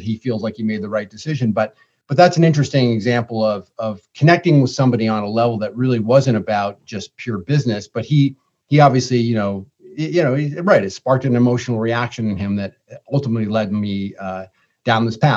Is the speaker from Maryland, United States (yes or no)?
no; Ithaca, New York, United States; I grew up in Ithaca, New York, Central New York